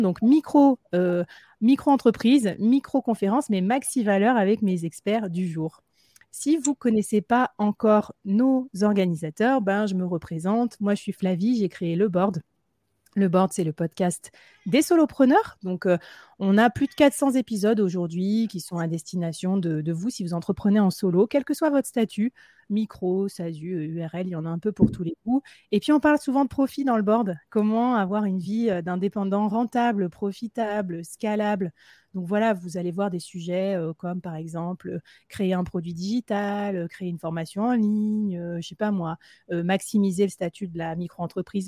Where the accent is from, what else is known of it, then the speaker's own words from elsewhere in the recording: Bordeaux, Nouvelle-Aquitaine, France; now in Nantes, France; Je viens de Bordeaux, mais maintenant j'habite à Nantes